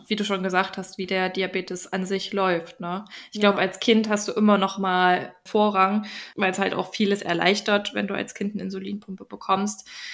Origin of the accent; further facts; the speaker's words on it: Germany; hier bei uns in Deutschland